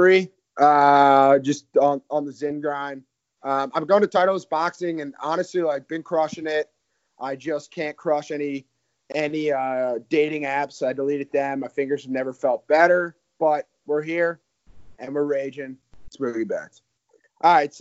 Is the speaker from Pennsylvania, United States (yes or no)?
yes; West Chester, Pennsylvania, United States; Barnes and I are both from Westchester